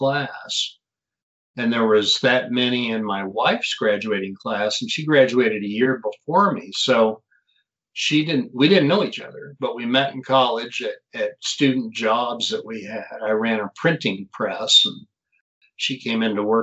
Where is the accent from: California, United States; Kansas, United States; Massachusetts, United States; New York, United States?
Kansas, United States; Lawrence; moved away as an adult; now in Denver, United States; I was born and raised in Kansas, actually, Lawrence, Eastern Kansas